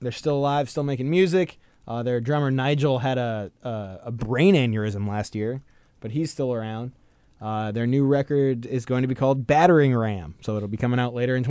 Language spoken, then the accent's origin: English; the Northwest, Pacific Northwest, United States; as a kid growing up in the Northwest.